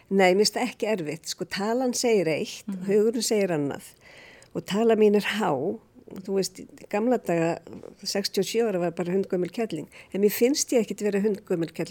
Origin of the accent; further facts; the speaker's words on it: Reykjavík, Capital Region, Iceland; also born or lived in London; Ég er alveg upp í Reykjavík, Reykjavík Í hvað hverfi? Ég var í Vóakverfi, svo var ég í Skipholtinu